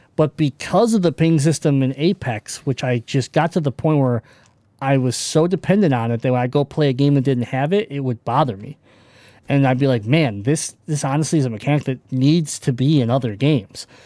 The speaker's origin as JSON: {"language": "English", "region": "Michigan", "country": "United States", "said": "I'm from Michigan. We're from Michigan."}